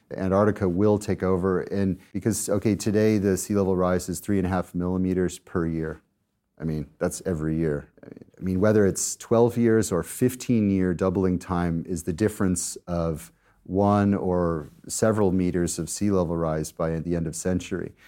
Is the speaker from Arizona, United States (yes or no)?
no; Colorado, United States; moved away; my home state of Colorado in the U S